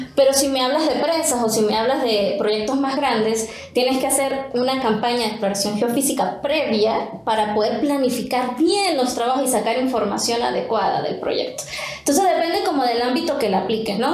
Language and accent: Spanish; Venezuela; moved away as an adult; now in Mexico; yo soy venezolana, egresada de una universidad en Venezuela.